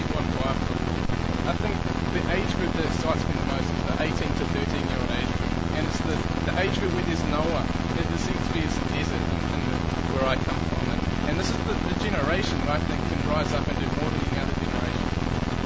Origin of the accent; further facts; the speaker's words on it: New Zealand; I run a Bible study back home in New Zealand